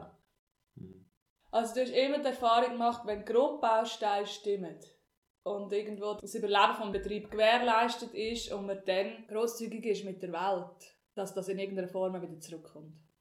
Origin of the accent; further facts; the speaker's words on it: Switzerland; Wir sind als Zürcher und Basler sind wir eigentlich die Ausländer dort